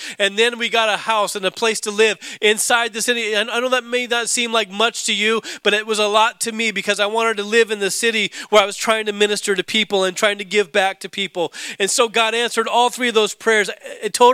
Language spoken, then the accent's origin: English; Alaska, United States; growing up in Alaska snowboarding